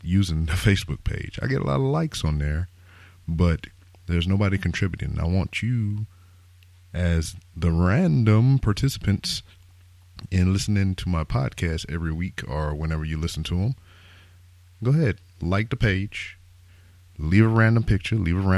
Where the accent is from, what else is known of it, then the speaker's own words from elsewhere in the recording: Lake Charles, Louisiana, United States; I am from Lake Charles, Louisiana.